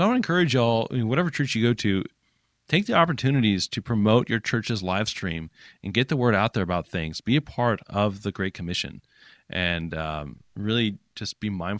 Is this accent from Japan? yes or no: yes; Japan; I grew up in Japan, and if you're church planting in Japan